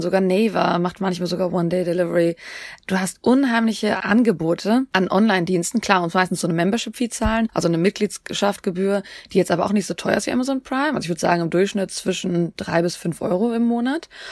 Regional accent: Germany

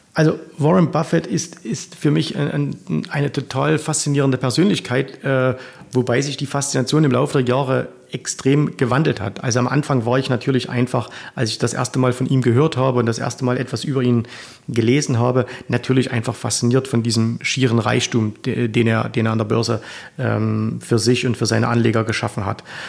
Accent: Zwickau, Saxony, Germany; accent: Saxon; ich komme aus oh. der Stadt des Trabants, aus Zwickau, 50 Kilometer weiter äh, Richtung Westen

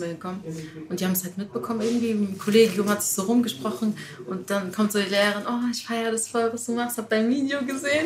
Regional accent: Heidelberg, Baden-Württemberg, Germany; in Heidelberg geboren

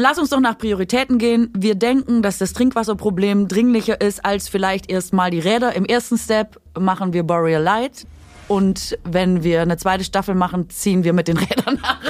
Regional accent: Swabia, Germany; ich bin Schwäbin

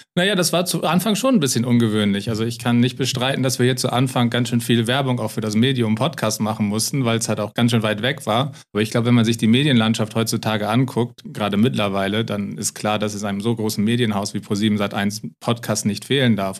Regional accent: Lower Saxony, Germany; moved away; also born or lived in United States; ich komme aus Niedersachsen ursprünglich

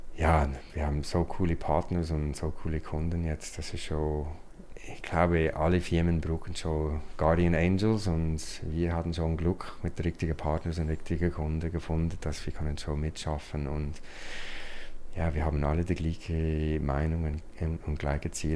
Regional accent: United States; German is a second language; moved away as an adult; now in Switzerland; ich bin ursprünglich ein Amerikaner und äh, ich bin schon seit über 20 Jahren in der Schweiz.

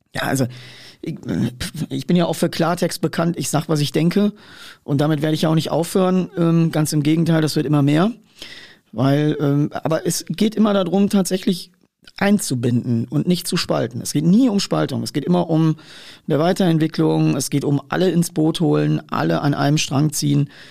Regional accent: Ruhr area, North Rhine-Westphalia, Germany; ich komme ja aus der Wiege des Ruhrgebiets

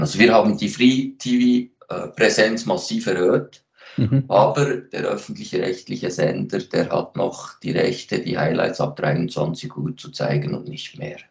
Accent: Switzerland; bei uns in der Schweiz

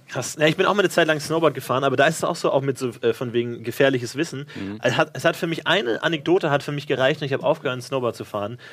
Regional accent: Bavaria, Germany; ich bin ja in Bayern aufgewachsen

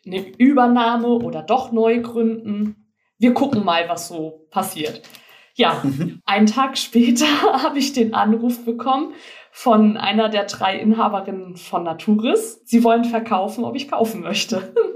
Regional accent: Frankfurt area, Hesse, Germany; moved away; Ich komme eigentlich aus dem Frankfurter Raum.

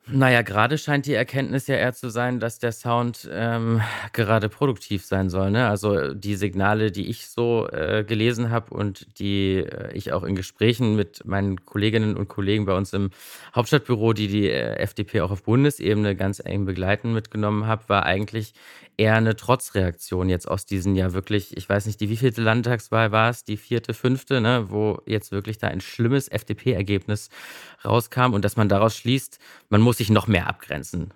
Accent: Magdeburg, Saxony-Anhalt, Germany; now in Berlin, Germany; ich komme ja aus Magdeburg und wir hatten ja nichts. Ne? Also äh, kurz nach der Wende quasi, äh, da konnte man maximal im Unterricht einschlafen

